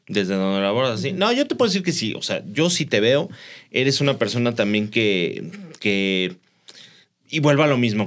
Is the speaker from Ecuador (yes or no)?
no; Mexico; Somos muy cómodos los mexicanos